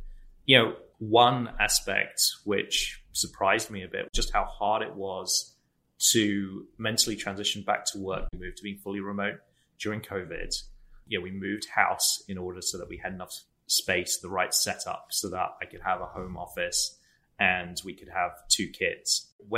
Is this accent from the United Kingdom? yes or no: yes; England, United Kingdom; now in San Francisco, United States; I grew up in England, but am now based in San Francisco and have been living here with my wife, Kirsty, since 2009.